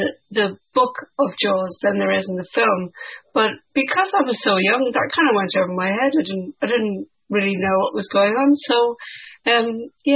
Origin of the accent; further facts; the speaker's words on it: Ireland; growing up in Ireland in the 1980s